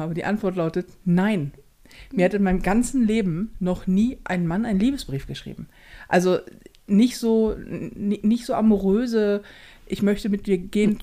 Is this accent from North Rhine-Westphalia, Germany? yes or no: no; Hamburg, Germany; hier bei uns in Hamburg